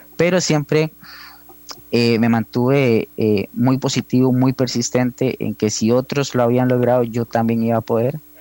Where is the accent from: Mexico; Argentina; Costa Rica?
Costa Rica; Hojancha, Guanacaste; moved away as an adult; also born or lived in San José; yo soy de Ojancha, Guanacaste, eh, el pueblo más hermoso del país